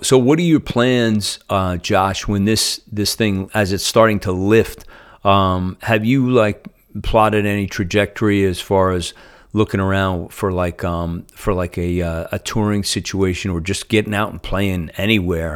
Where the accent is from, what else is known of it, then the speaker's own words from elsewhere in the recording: Northeast, United States; moved away; I'm from the Northeast